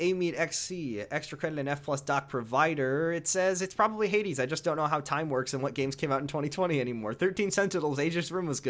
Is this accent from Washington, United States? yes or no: yes; Seattle, Washington, United States; moved away; I was I'm from Seattle. Don't live there anymore. I haven't lived there in a while, but I'm a Seattle boy at heart.